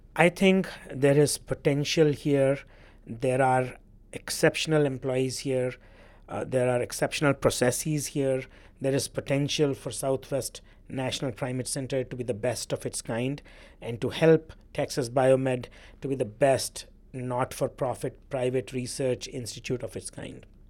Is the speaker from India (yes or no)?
yes; India; now in Louisiana, United States; I grew up in India, which is probably the country in the world that carries the biggest burden of T B.